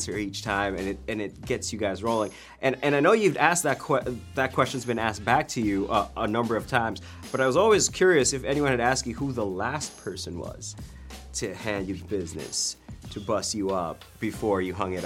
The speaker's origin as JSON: {"language": "English", "town": "Arcadia", "region": "California", "country": "United States", "tie": "born or raised there", "said": "I was born in Arcadia, LA, all the way."}